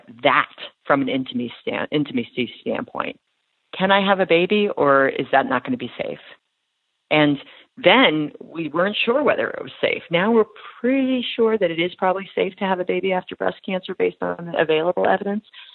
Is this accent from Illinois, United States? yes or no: no; Long Island, New York, United States; moved away as an adult; now in Boston, United States; I grew up on Long Island